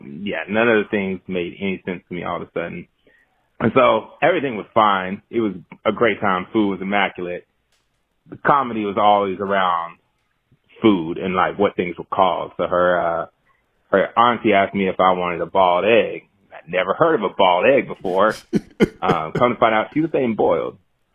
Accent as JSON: {"language": "English", "region": "Georgia", "country": "United States", "said": "She's from New Orleans, and I am not from New Orleans. I hadn't really spent a lot of time there. From Georgia."}